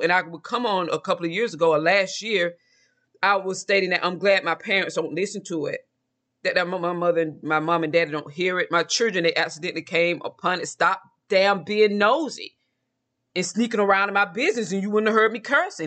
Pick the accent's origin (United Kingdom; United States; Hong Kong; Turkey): United States; Georgia; I'm from Georgia